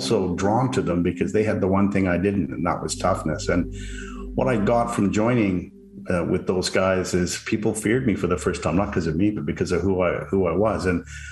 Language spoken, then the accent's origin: English; Canada; also born or lived in Vancouver, British Columbia; I'm a Canadian living in Vancouver, British Columbia